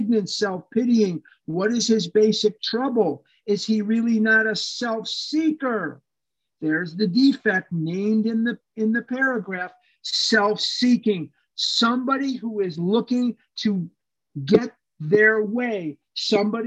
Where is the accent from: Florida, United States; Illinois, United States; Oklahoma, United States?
Illinois, United States; Chicago; I was born and raised here in Chicago.